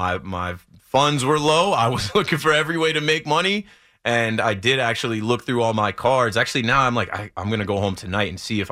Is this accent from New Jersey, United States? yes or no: yes; New Jersey, United States; I'm from New Jersey. I'm a Nets fan.